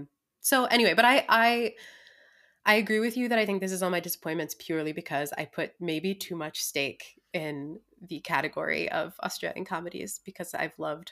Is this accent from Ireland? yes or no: yes; Ireland; I'm very Irish with that coupling of words